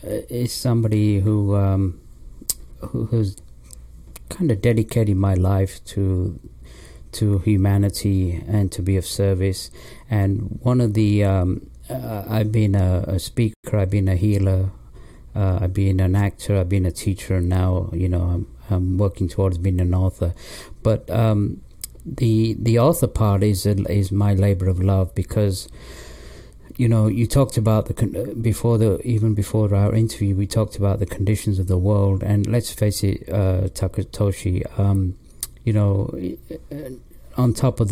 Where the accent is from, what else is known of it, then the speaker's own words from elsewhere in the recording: England, United Kingdom; also born or lived in Pakistan / London; Well, I was born in Pakistan, and my parents moved to England when I was 3 years old, and I was raised in England, in the north of England, till the age of 10, and then we moved to London.